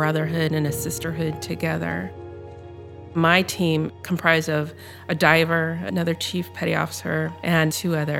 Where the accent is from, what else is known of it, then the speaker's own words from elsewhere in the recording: Lincoln, Nebraska, United States; I'm from Lincoln, Nebraska